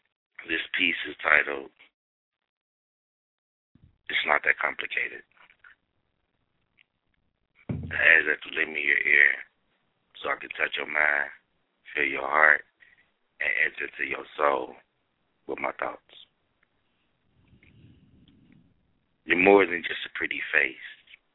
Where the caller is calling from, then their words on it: Cincinnati, Ohio, United States; Cincinnati, Ohio.